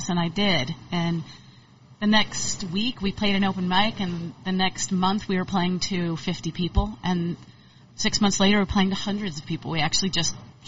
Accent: Stone Mountain, Georgia, United States; also born or lived in Atlanta, Georgia / North Carolina / Virginia / Florida; now in Austin, United States; I call Stone Mountain my kind of hometown, even though we lived a lot of places around Atlanta

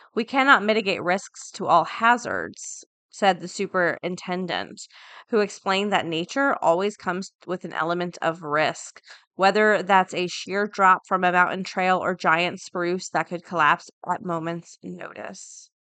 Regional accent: Florida, United States; I'm from Florida. Everything's flat

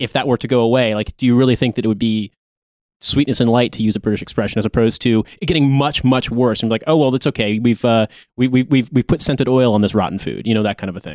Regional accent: United States; as an American

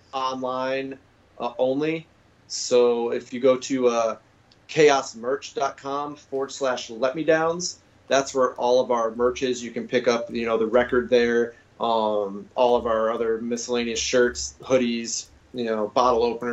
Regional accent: Massachusetts, United States; moved away; also born or lived in Phoenix, Arizona / Tacoma, Washington; I'm originally from Massachusetts

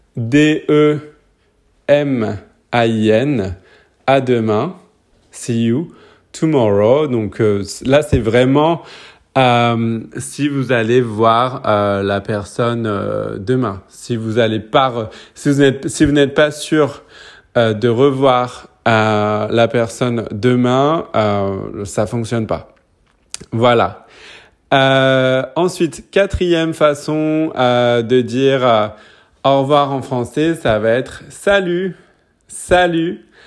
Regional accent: Paris, Île-de-France, France; now in New Zealand; je suis français, je suis né à Paris, mais j'habite en ce moment en Nouvelle-Zélande

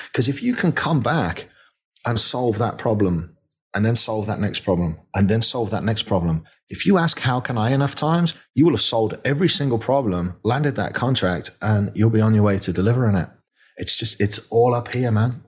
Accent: the north of England, United Kingdom; moved away as an adult; now in Bryan, Texas, United States; I grew up in Northern England and, and money was tight

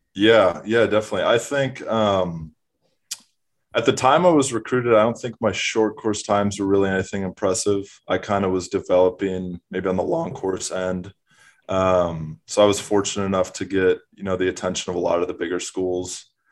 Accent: Minneapolis, Minnesota, United States; now in Austin, United States; I'm originally from Minneapolis, Minnesota

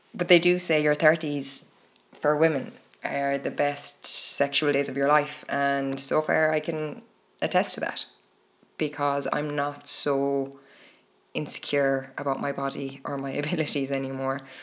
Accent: Ireland; here in Ireland. Growing up in Catholic Ireland

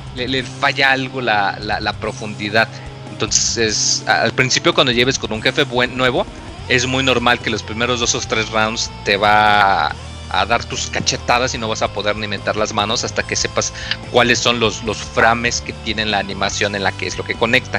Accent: Mexico

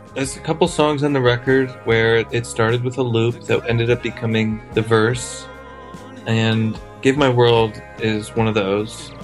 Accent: Chicago, Illinois, United States; born or raised there

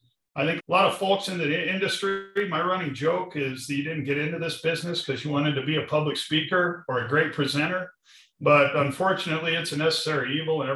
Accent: Arvada, Colorado, United States; I grew up in Arvada, Colorado, on job sites

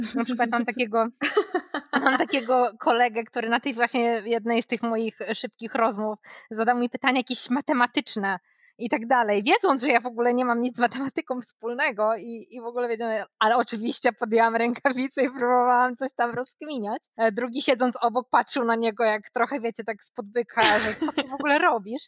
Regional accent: Poland; moved away as an adult; now in United States; skąd jestem, co robiłam w Polsce

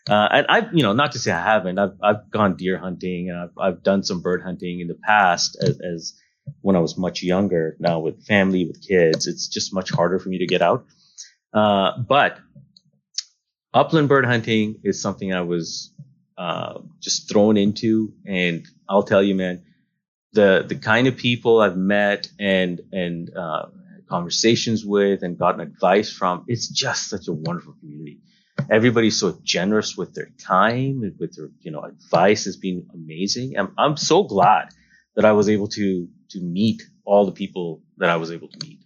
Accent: California, United States; now in South Dakota, United States; oh yeah, we moved here from California. Like, we're from California.

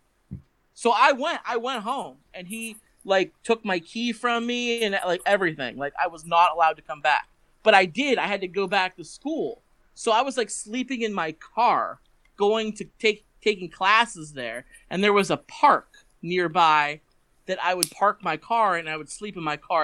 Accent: Pennsylvania, United States; moved away as an adult; also born or lived in Tennessee; coming back to Pennsylvania

